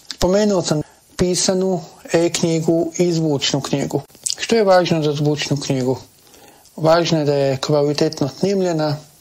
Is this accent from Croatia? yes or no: yes; Croatia